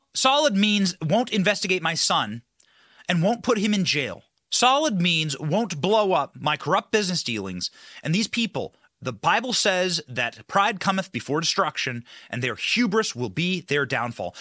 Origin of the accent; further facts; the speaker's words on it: Iowa, United States; I was raised in Iowa.